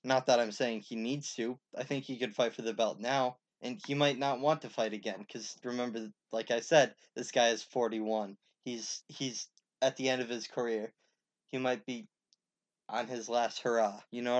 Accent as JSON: {"language": "English", "region": "Pennsylvania", "country": "United States", "tie": "born or raised there", "said": "Joseph Lowry, who is from my home state, Pennsylvania."}